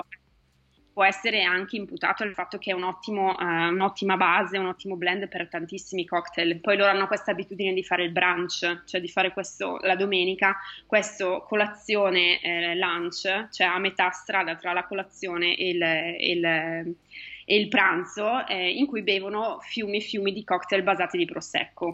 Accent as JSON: {"language": "Italian", "country": "Italy", "moved": "yes", "lives_now": "United States", "said": "ti chiedono da dove vieni e dici che sei italiana"}